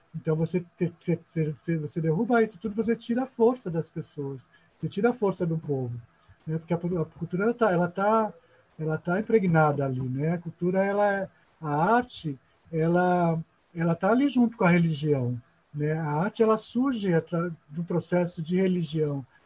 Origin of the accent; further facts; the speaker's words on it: São Paulo, Brazil; moved away as an adult; now in Maranhão, Brazil; na minha adolescência lá em São Paulo